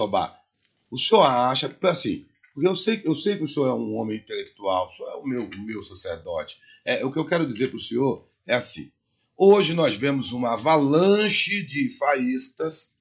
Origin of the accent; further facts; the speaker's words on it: Brazil; E eu sou brasileiro e conheço as leis do, do meu país